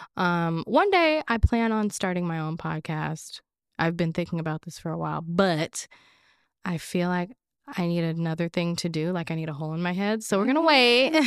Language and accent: English; Orange County, California, United States; also born or lived in Los Angeles, California; raised in Orange County. I was born at Cedar, born at Cedar Sinai Hospital, which is in L